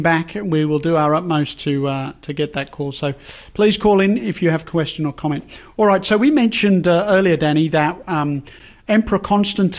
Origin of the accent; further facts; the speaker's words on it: England, United Kingdom; when I was a kid growing up in England